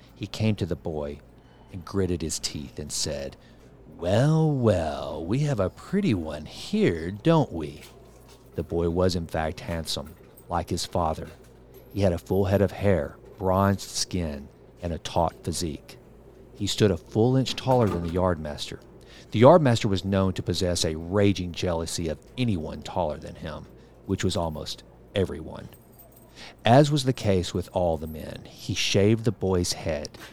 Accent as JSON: {"language": "English", "town": "Sulphur Springs", "region": "Texas", "country": "United States", "tie": "born or raised there", "said": "my hometown of Sulphur Springs"}